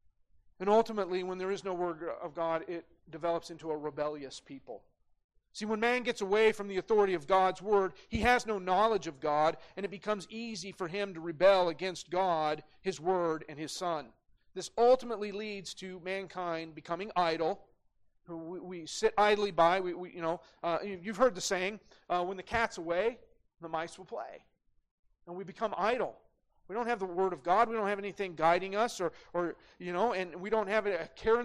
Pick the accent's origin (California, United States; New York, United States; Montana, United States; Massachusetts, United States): Montana, United States; Great Falls; growing up in Great Falls, we had guns in the gun rack in the parking lot at CMR